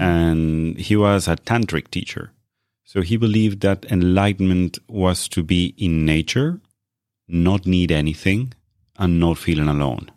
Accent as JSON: {"language": "English", "country": "Argentina", "tie": "born or raised there", "moved": "yes", "lives_now": "Norway", "said": "I was born in Argentina."}